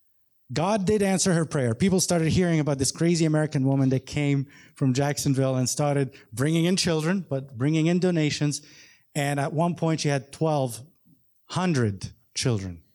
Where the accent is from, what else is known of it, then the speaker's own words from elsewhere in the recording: Egypt; moved away as an adult; also born or lived in Beirut, Lebanon; now in Florida, United States; I grew up in Egypt